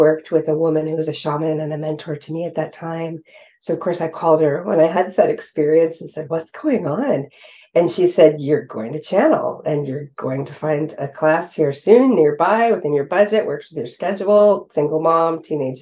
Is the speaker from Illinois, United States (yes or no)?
no; West Coast, California, United States; now in East Coast, United States; even though I grew up on the West Coast, I now live on the East Coast